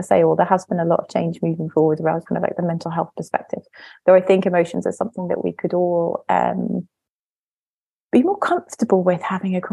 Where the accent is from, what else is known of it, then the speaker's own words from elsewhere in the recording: North East England, United Kingdom; I was brought up in the northeast of England in the 90s